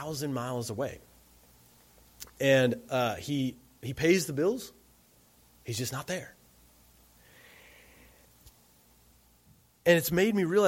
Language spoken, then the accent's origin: English; Alabama, United States; moved away; I'm from Alabama